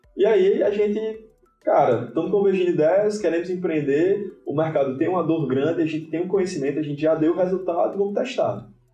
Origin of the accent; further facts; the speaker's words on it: Natal, Rio Grande do Norte, Brazil; sou aqui de Natal, sou potiguar, eu, Potiguar, é morador de Ponta Negra, então nada, nada mais Potiguar do que isso